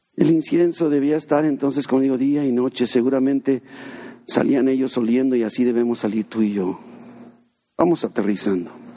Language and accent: Spanish; Mexico; Somos mexicanos.